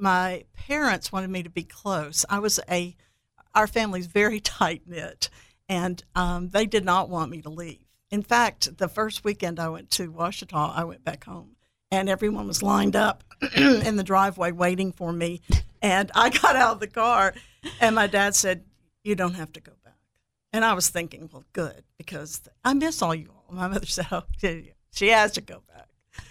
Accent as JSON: {"language": "English", "town": "Heidelberg", "region": "Baden-Württemberg", "country": "Germany", "tie": "born there", "said": "And I was born in Heidelberg, 7 brothers and sisters, and they were married all over Europe where my dad was stationed."}